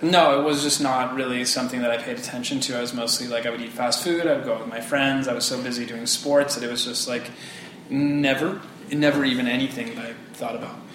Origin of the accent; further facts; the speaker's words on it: Bay Area, California, United States; also born or lived in Hawaii; born in Hawaii, but I grew up in California